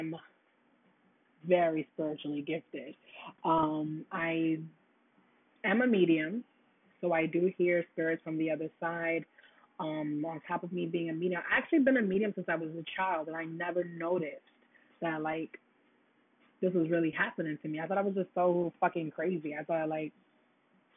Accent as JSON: {"language": "English", "town": "New York City", "region": "New York", "country": "United States", "also_born_or_lived": "Florida", "said": "I'm from Brooklyn"}